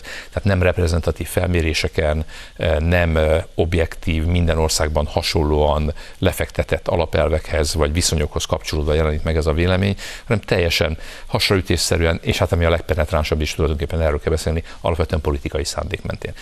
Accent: Hungary; mi meg magyarok vagyunk

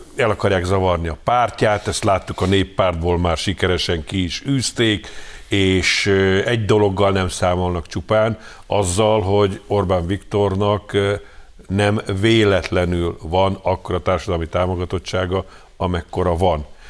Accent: Hungary; magyarok vagyunk, és úgy vagyunk európaiak

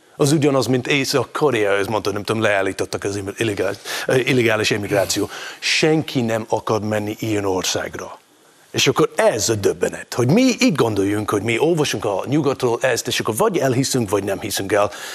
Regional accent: Scotland, United Kingdom; moved away as an adult; now in Hungary; Én ott éltem, ott nőttem föl, itt éltem, itt nőttem föl

